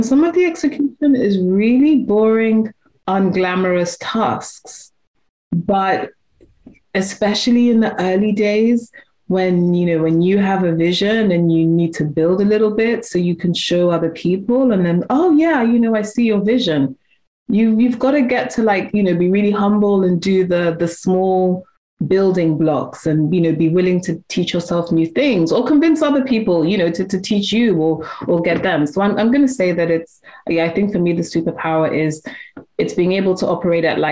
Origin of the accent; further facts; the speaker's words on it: United Kingdom; also born or lived in Nigeria; I'm British and I'm Nigerian as well